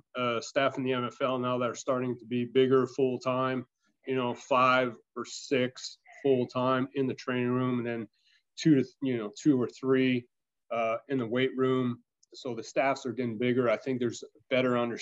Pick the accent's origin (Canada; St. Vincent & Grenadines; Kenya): Canada; moved away as an adult; now in United States; I'm French Canadian